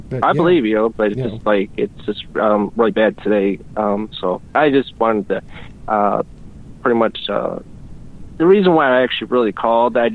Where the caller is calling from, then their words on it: Ohio, United States; Um, Ohio